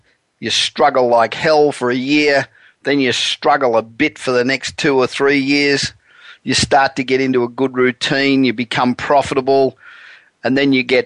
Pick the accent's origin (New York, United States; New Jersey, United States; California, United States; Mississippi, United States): California, United States; Los Angeles; from my hometown of Los Angeles